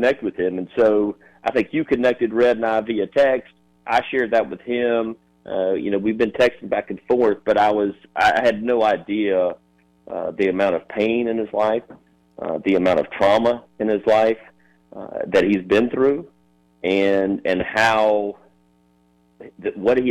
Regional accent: Sumter, South Carolina, United States; my hometown, from Sumter.

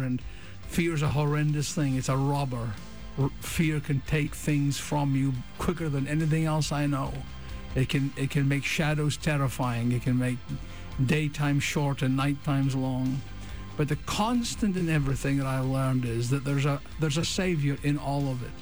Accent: Scotland, United Kingdom; I'm a Scotsman

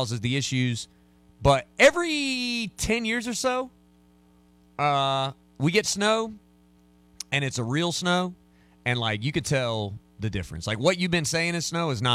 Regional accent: Anderson, South Carolina, United States; I literally was born in Anderson. Like, I was born in Anderson. I've lived in Anderson, Piedmont, Moonville, Central, Seneca, Clemson. Like I have not lived that many places, and it's all South. I've literally never lived a day outside of South Carolina

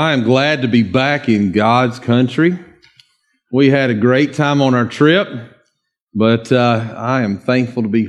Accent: Dawsonville, Georgia, United States; I'm from a little place called Dawsonville, just north of Cumming

